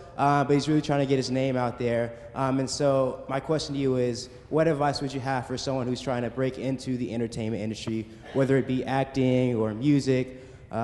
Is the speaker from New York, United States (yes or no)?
no; Atlanta, Georgia, United States; moved away; I'm originally from Atlanta, Georgia.